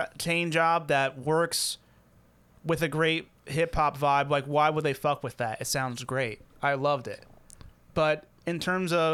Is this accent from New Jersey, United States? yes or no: yes; Jackson, New Jersey, United States; I grew up in Jackson, New Jersey, which makes the best pizza in this area